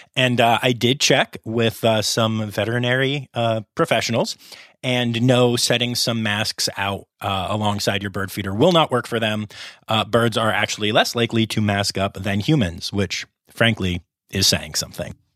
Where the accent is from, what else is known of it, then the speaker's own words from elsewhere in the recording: Harrisburg, Pennsylvania, United States; also born or lived in Philadelphia area; I grew up in the Harrisburg area